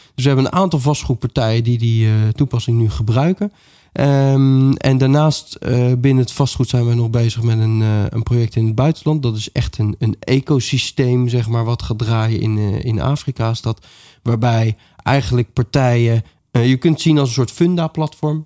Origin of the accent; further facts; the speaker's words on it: The Hague, South Holland, Netherlands; ik kom uit Den Haag